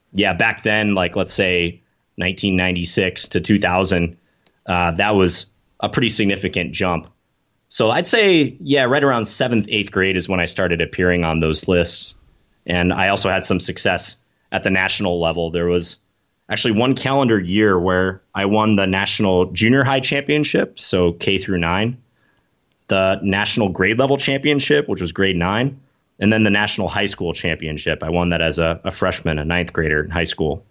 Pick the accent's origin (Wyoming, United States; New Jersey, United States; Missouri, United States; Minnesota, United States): Minnesota, United States; born or raised there; moved away as an adult; also born or lived in New York City